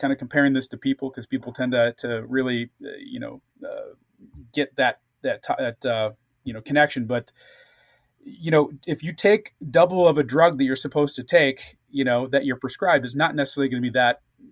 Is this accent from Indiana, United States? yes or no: no; St. Louis, Missouri, United States; now in California, United States; I grew up in St. Louis area